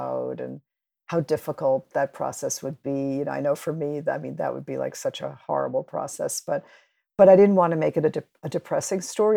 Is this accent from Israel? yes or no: no; New York, United States; also born or lived in Cuba; I grew up in New York with all these different immigrant communities all around me